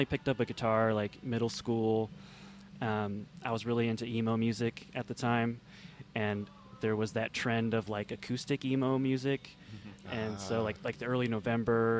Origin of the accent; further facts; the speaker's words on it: Kingman, Arizona, United States; Growing up in Kingman, there was two things to do, either music or drugs